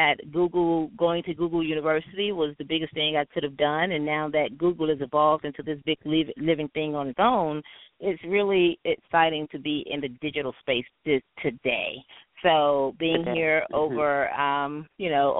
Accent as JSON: {"language": "English", "town": "Jacksonville", "region": "Florida", "country": "United States", "moved": "yes", "lives_now": "Atlanta, United States", "said": "I am from Jacksonville, Florida"}